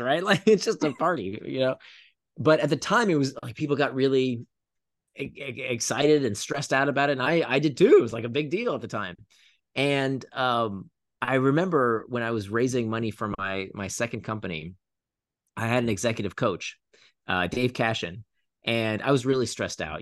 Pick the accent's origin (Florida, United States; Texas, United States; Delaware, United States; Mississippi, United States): Florida, United States; when I was a teenager, I grew up in Florida